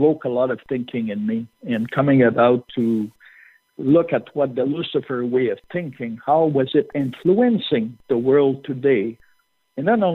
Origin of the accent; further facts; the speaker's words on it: Canada; I'm Canadian